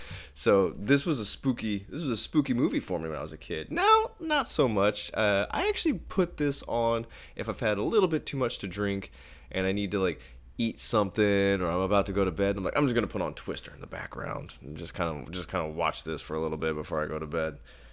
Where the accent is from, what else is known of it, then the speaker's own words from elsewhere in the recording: Midwest, United States; because we grew up in the Midwest where tornadoes happen a lot